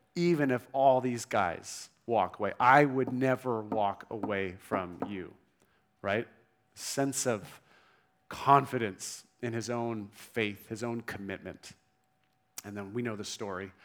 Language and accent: English; Newport Beach, California, United States; moved away as an adult; also born or lived in Vancouver, Canada; I grew up in Newport Beach, grew up, great family